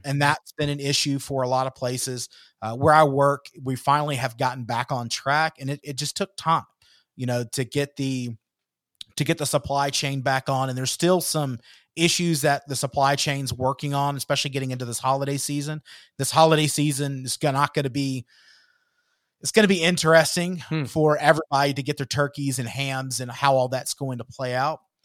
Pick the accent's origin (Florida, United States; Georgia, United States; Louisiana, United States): Georgia, United States; moved away; my hometown back in georgia